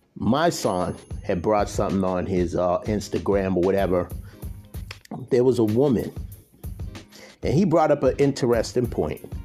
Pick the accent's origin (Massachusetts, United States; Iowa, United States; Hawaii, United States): Massachusetts, United States; Boston; I'm from Boston